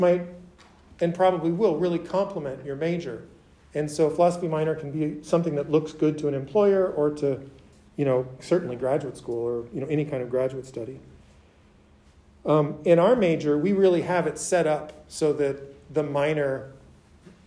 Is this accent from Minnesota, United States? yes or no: yes; Minneapolis, Minnesota, United States; moved away; I didn't grow up in rural Minnesota. I grew up in Minneapolis, which is like a big city of the Midwest